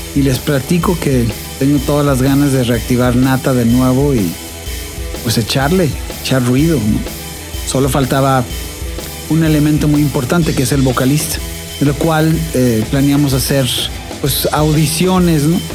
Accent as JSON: {"language": "Spanish", "region": "Buenos Aires", "country": "Argentina", "moved": "as an adult", "lives_now": "Guadalajara, Mexico", "said": "vengo llegando de Buenos Aires a Guadalajara hace siete años ya, ya soy un tapatío más"}